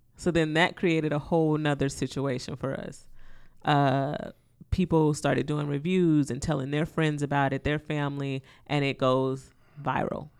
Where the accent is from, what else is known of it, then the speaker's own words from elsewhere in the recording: the South, United States; I'm from the South. I grew up with my grandmother.